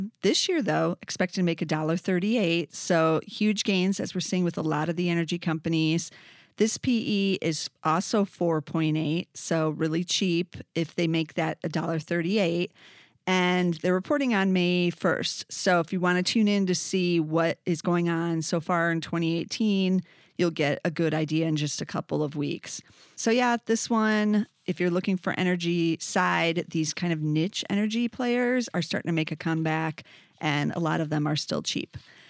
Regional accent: Downers Grove, Illinois, United States; They're actually in Downers Grove, Illinois, which is my hometown.

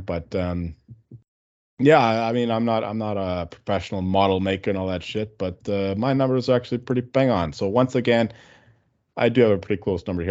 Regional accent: Canada; We're Canadian here.

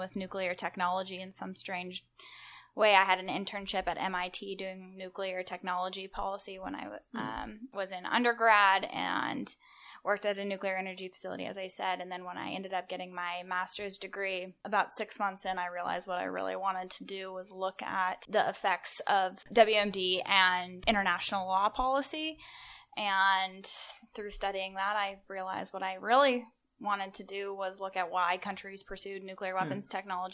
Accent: Richland, Washington, United States; moved away; I'm from Richland, Washington, so my hometown is home of the Hanford site of the Manhattan Project

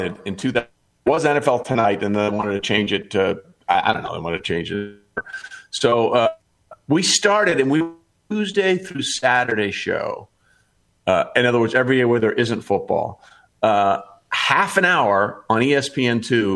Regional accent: East Coast / Northeast, United States; I grew up on the East Coast

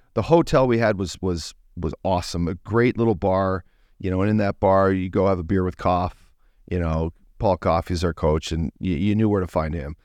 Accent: Fort McMurray, Alberta, Canada; moved away; I'm from, you know, Fort McMurray

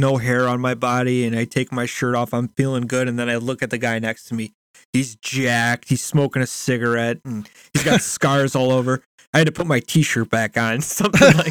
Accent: United States; I am American.

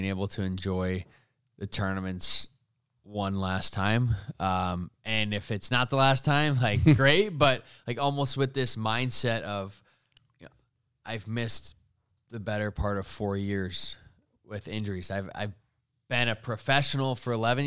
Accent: United States; as an American

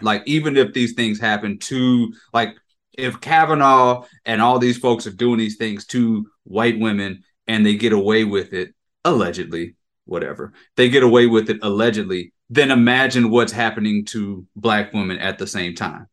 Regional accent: Jackson, Mississippi, United States; I'm from Jackson. I'm from Mississippi

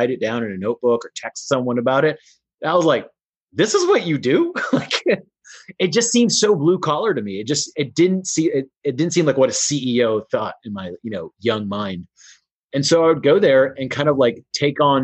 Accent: Houston, Texas, United States; in Houston, Texas, where I grew up

